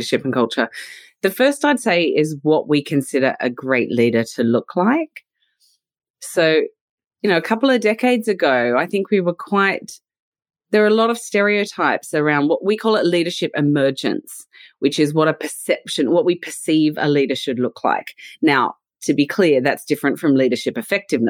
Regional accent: Australia; accent: Australian; now in London, United Kingdom; as you can probably tell from my accent, I'm originally from Australia, but my accent never goes away

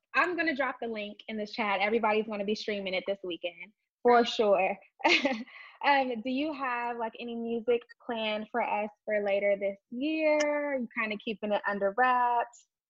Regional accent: Texas, United States; I'm from Texas as well

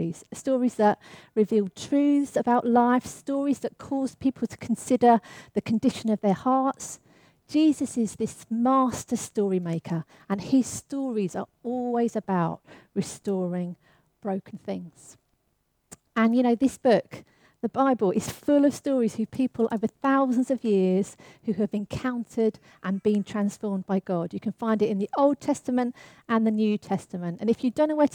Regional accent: London, United Kingdom; I grew up in the East End of London

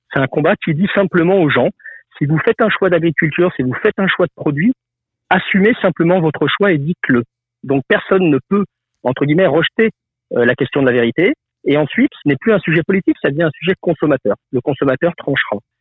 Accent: Lyon, Auvergne-Rhône-Alpes, France; je suis né à Lyon, une ville reconnue pour sa, sa gastronomie.

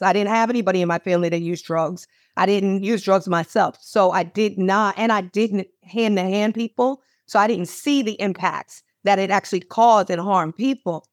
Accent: Manorville, New York, United States; moved away as an adult; also born or lived in Baltimore, Maryland; my parents raised us in Manorville, Long Island, in an all-white neighborhood

